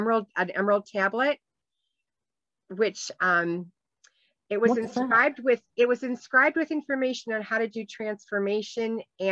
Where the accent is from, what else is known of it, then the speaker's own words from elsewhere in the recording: Ireland; You know, I am Irish, so. I do like the emerald.